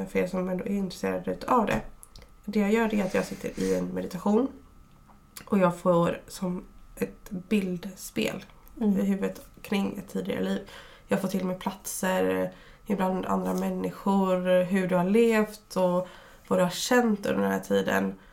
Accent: Fjärås, Halland County, Sweden; vi kommer ju ändå från Fjärås som är mm. väldigt nära Kungsbacka.

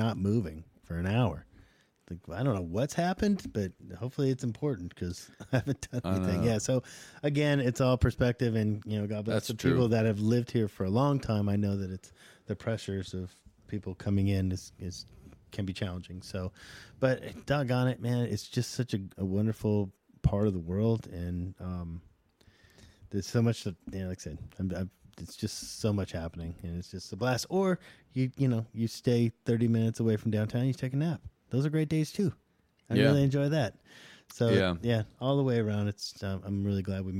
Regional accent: Southern California, United States; now in Nashville, United States; I'm from Southern California

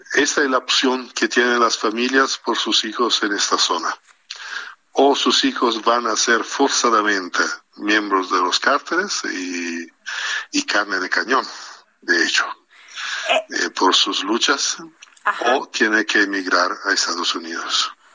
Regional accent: Italy; moved away as an adult; now in Mexico; yo soy bastante nuevo en México, ni siquiera cinco años tengo en México, pero como italiano

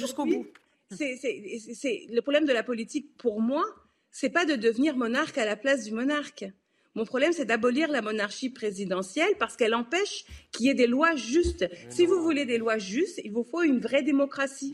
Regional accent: France; en tant que Français

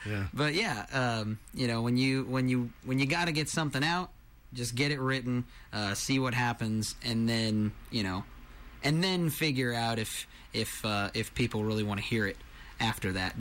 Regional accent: Marysville, Kansas, United States; now in Bonner Springs, United States; I am originally from Marysville, Kansas. These days I live in Bonner Springs, Kansas

